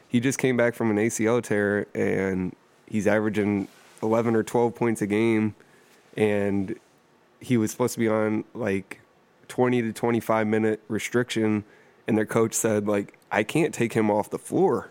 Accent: Toledo, Ohio, United States; I grew up in East Toledo

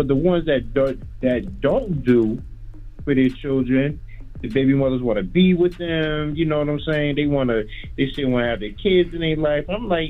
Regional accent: New Haven, Connecticut, United States; I'm from New Haven, Connecticut.

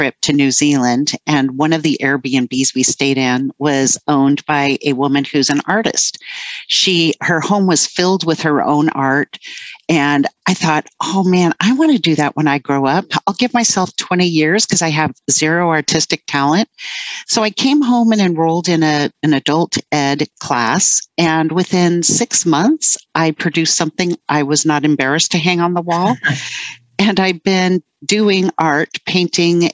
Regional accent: East Bay, San Francisco Bay Area, California, United States; also born or lived in Burbank, California / New Jersey; we moved to New Jersey for 4 years when I was still pretty young. And then we landed in the East Bay of the San Francisco Bay Area, which is what I call home

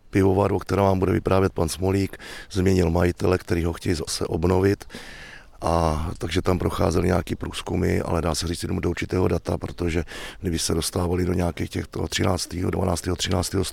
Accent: Semín, Pardubice Region, Czechia; tady u nás v Semíně.

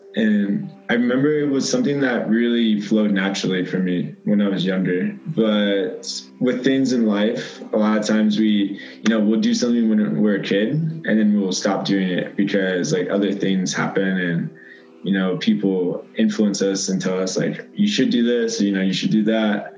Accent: Leesburg, Virginia, United States; moved away as an adult; growing up in Northern Virginia in small town like Leesburg, Virginia

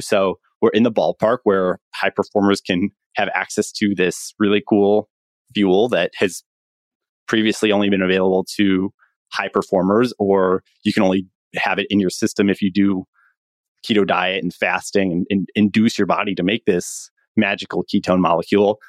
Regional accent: Chicago, Illinois, United States; moved away as an adult; also born or lived in Stanford, California; I'm from Chicago, went to public school in, in Chicago

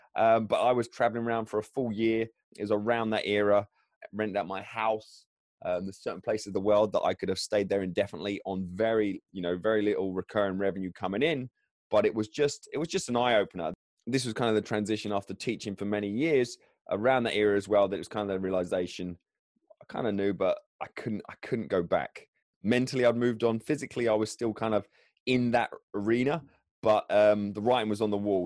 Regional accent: England, United Kingdom; I am English

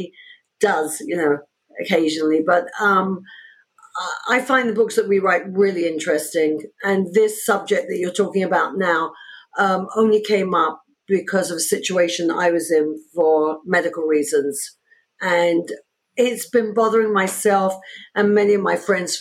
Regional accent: London, United Kingdom; moved away as an adult; also born or lived in New York, United States; now in United States; I was born in London, in England

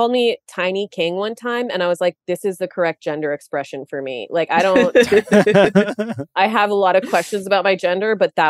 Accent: India; I am Indian. Please don't tune out. And I have parents who are Indian.

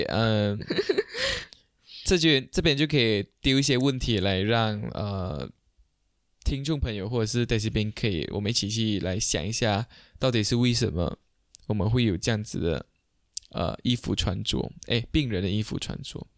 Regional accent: Malaysia; 我们马来西亚这边

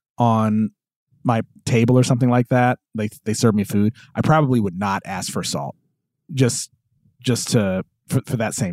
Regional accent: United States; growing up in America

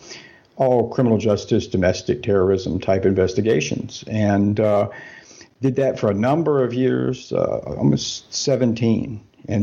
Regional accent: southern United States, United States; moved away as an adult; now in Germany; I am from the States. I grew up, spent my whole life in the southern United States

